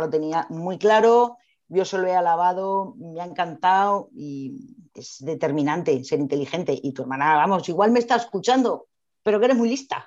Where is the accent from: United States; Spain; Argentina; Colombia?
Spain; Madrid, Community of Madrid; Soy madrileña